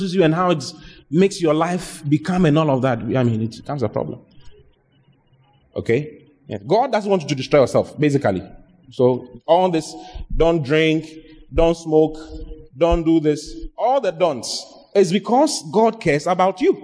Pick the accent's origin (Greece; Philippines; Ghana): Ghana; The lottery in Ghana started from my hometown